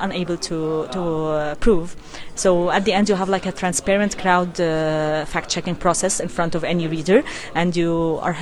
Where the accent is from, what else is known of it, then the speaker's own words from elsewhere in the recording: Egypt; I'm from Egypt